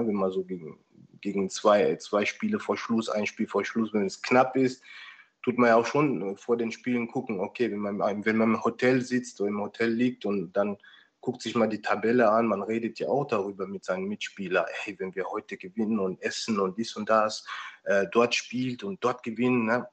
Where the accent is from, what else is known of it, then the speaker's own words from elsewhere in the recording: Rhineland-Palatinate, Germany; moved away; ich bin ja auch in der Pfalz aufgewachsen.